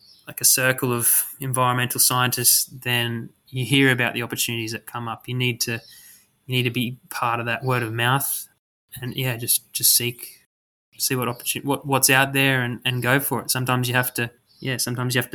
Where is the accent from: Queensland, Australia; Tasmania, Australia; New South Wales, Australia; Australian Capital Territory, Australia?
Queensland, Australia; moved away as an adult; also born or lived in Canberra; I'm being from Queensland, I actually went down to ANU to study at uni